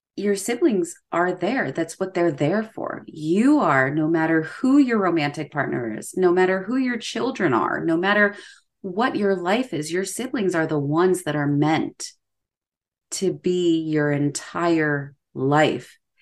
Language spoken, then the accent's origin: English; United States; as an American